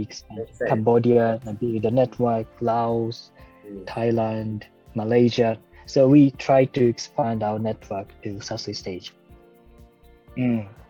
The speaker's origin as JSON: {"language": "English", "country": "Japan", "also_born_or_lived": "Vietnam", "second_language": "English", "said": "we Japanese, sometimes we are too punctual"}